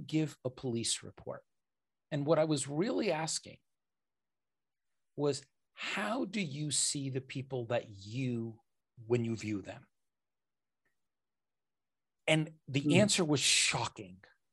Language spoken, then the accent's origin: English; United States; I grew up in America